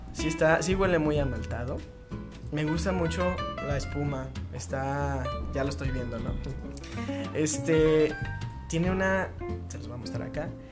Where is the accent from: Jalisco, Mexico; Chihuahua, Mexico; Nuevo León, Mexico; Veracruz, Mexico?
Jalisco, Mexico; Guadalajara; soy tapatío